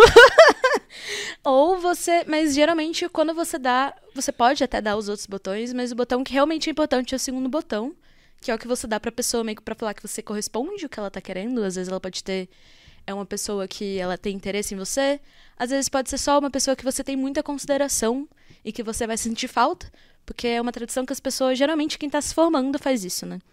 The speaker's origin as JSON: {"language": "Portuguese", "country": "Brazil", "said": "a gente é brasileiro"}